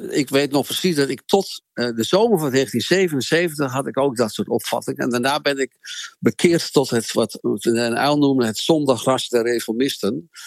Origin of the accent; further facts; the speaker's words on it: Amsterdam, North Holland, Netherlands; Nou, ik kwam uit Amsterdam in Groningen wonen